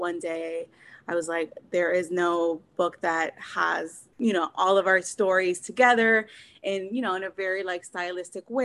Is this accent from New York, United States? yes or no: no; Miami, Florida, United States; moved away as an adult; also born or lived in Cuba / Massachusetts; So I was born in Cuba. I'm an immigrant and I was raised in Miami